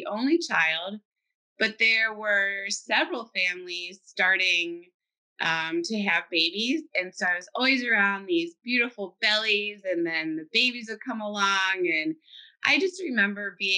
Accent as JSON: {"language": "English", "town": "Cincinnati", "region": "Ohio", "country": "United States", "tie": "born or raised there", "said": "I'm from Cincinnati, Ohio. I was born and raised there, and I went to school there"}